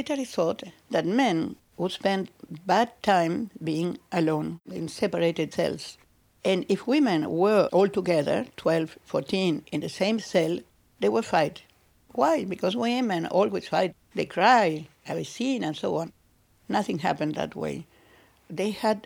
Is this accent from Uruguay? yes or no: yes; Montevideo, Uruguay; moved away as an adult; also born or lived in Spain / Canada / Switzerland; I'm Uruguayan. I was born in Montevideo, and I live now in Montevideo too